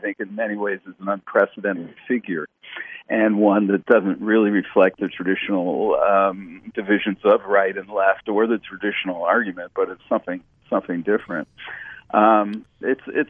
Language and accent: English; Rochester, New York, United States; I grew up in Rochester, New York